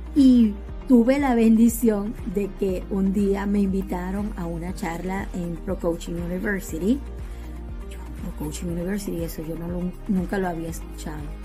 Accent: Venezuela; moved away as an adult; now in United States; Soy de Venezuela, docente de profesión y desde hace casi cinco años vivo en los Estados Unidos.

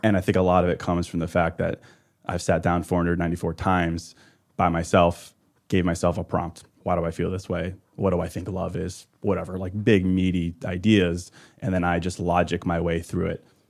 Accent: Midwest, United States; also born or lived in Chicago; I'm a Midwesterner

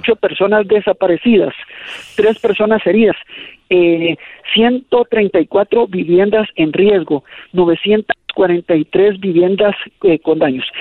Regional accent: Guatemala

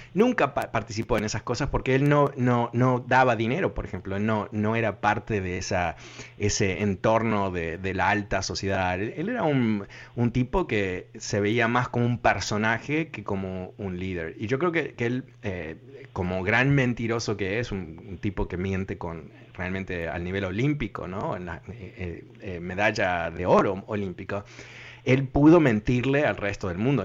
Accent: New York, United States; yo me crié en Nueva York

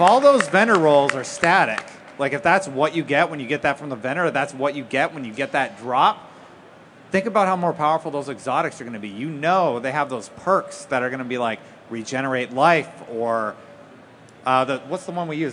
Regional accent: New Jersey, United States; I'm from New Jersey

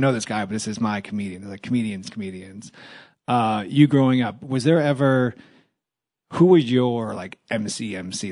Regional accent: New York City, New York, United States; I grew up in Washington Heights

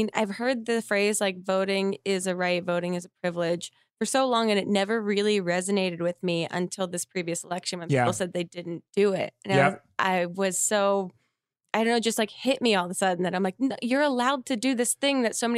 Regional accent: New Jersey, United States; moved away; I'm from Jersey.

